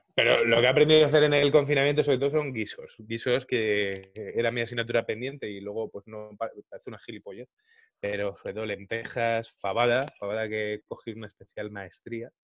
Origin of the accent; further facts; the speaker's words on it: Madrid, Community of Madrid, Spain; nací, crecí y vivo en Carabanchel.